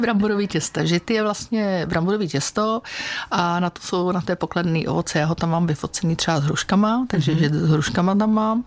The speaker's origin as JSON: {"language": "Czech", "country": "Czechia", "said": "já jsem z Krkonož"}